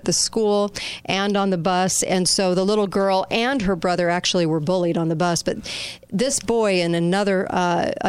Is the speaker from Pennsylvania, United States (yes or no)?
no; Orange County, California, United States; my hometown in California, in Orange County.